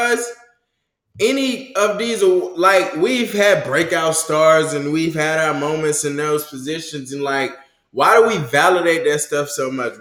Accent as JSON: {"language": "English", "country": "United States", "said": "I'm American"}